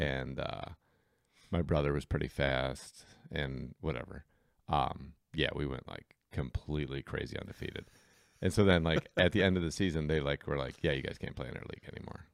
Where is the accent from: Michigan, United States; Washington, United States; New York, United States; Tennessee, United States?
Michigan, United States; Berkeley; also born or lived in Kalamazoo, Michigan; I grew up in Berkeley. I played soccer where, like, the city of Berkeley didn't even have youth soccer.